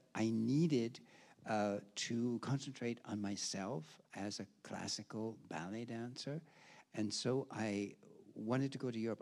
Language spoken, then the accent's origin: English; Milwaukee, Wisconsin, United States; moved away as an adult; also born or lived in Chicago; now in Hamburg, Germany; I was born in Milwaukee. My ballet study was in Milwaukee